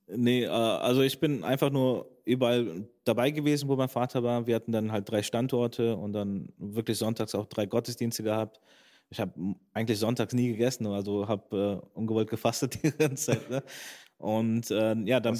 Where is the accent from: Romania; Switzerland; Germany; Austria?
Germany; Bergisch Gladbach, North Rhine-Westphalia; moved away as an adult; now in Schwerte, Germany; ich bin erstmal in Bergisch Gladbach geboren, aufgewachsen